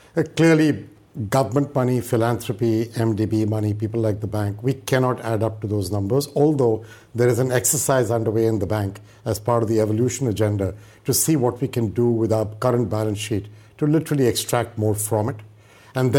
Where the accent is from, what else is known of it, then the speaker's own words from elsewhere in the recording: India; moved away as an adult; now in United States; I grew up in India. I studied in India